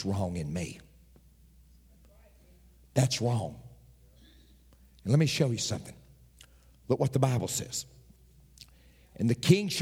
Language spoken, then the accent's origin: English; Tennessee, United States; I'm from Tennessee.